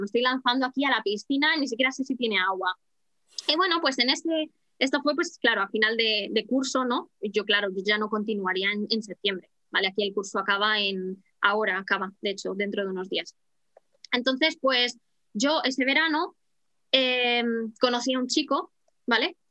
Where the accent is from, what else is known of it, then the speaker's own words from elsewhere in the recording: Madrid, Community of Madrid, Spain; moved away as an adult; now in Horsham, United Kingdom; Yo soy de Madrid